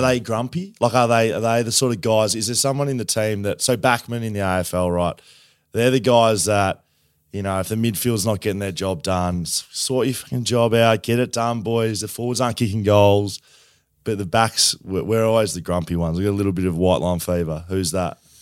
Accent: Melbourne, Victoria, Australia; also born or lived in Geelong; now in Perth, Australia; I grew up in Melbourne

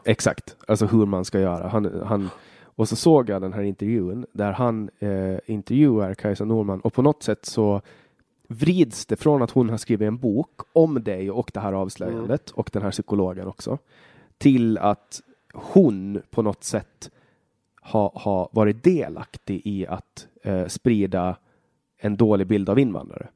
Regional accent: Åland Islands; also born or lived in Finland / Sweden; jag kommer från Åland

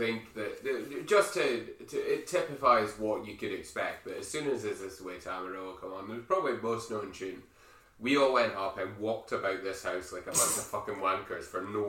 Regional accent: United Kingdom; Because we're British, we know how to queue.

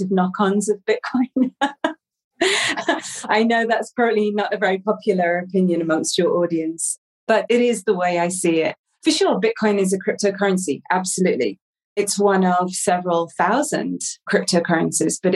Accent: England, United Kingdom; also born or lived in Amsterdam; now in Portugal; I'm originally English, but I've not lived in England for many, many years

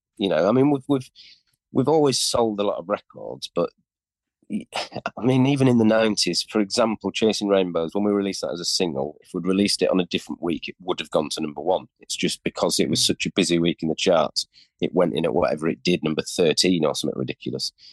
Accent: York, Yorkshire and the Humber, United Kingdom; we're from York, very unusual, weird

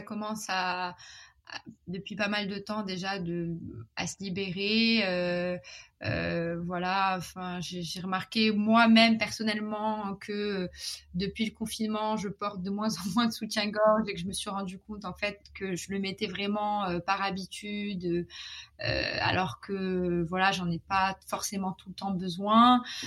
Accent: Morocco; moved away as an adult; also born or lived in Paris, France / London, United Kingdom / Shanghai, China; je suis marocaine, j'ai grandi au Maroc

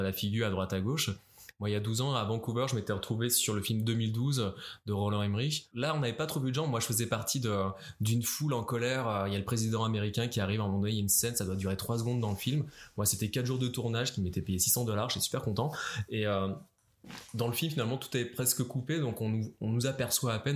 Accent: France; moved away as an adult; also born or lived in Paris; now in Montreal, Canada; au Québec en tant que Français

